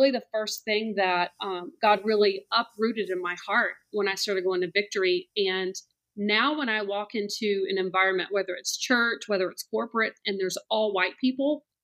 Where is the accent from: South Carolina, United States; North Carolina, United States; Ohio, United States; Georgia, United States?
South Carolina, United States; Columbia; moved away as an adult; also born or lived in Charleston, South Carolina; now in Atlanta, United States; Yeah. So I'm originally from Columbia, South Carolina. Okay. Um, grew up there and then went to the College of Charleston.